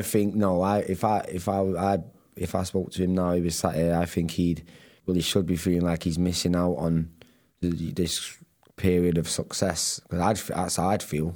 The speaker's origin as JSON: {"language": "English", "town": "Manchester", "region": "North West England", "country": "United Kingdom", "said": "I was the lad from Manchester"}